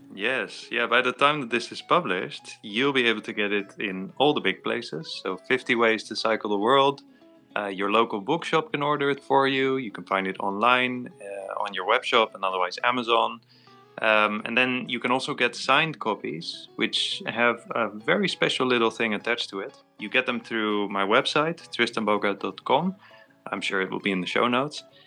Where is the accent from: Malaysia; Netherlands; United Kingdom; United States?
Netherlands; growing up in Netherlands, everyone cycles and so did